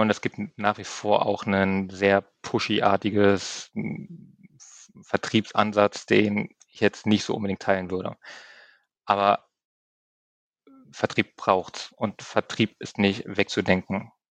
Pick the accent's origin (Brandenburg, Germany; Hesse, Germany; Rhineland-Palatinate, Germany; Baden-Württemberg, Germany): Brandenburg, Germany; near Eberswalde; moved away as an adult; also born or lived in Berlin (Reinickendorf); now in Berlin, Germany; Meine Mutter ist der Liebe gefolgt nach Brandenburg, ein bisschen mehr ins ländliche ähm, Idyll, raus in die Nähe von Emerswalde. Ähm, bin dort aufgewachsen dann, habe dann dort meine Jugendjahre verbracht, mein Abitur gemacht